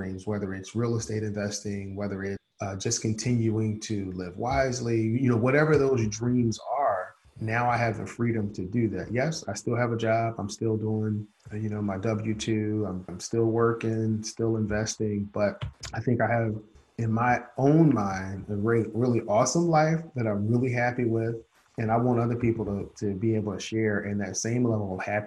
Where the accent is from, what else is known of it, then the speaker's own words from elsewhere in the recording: Philadelphia, Pennsylvania, United States; growing up in Philadelphia, my dad worked two jobs.